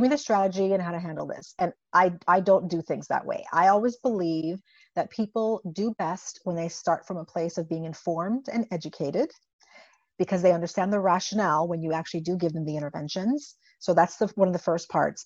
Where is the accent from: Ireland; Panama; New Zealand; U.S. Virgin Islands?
U.S. Virgin Islands; moved away as an adult; also born or lived in Buffalo, New York / Indiana; I uh, was born and raised in the Caribbean uh, in the U.S. Virgin Islands, and so I come from a very small 84 square mile island named St. Croix